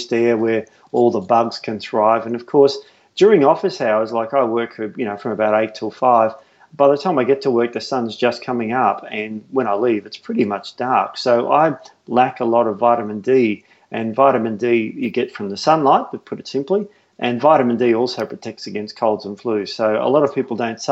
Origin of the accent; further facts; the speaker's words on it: Melbourne, Victoria, Australia; moved away; I'm from Melbourne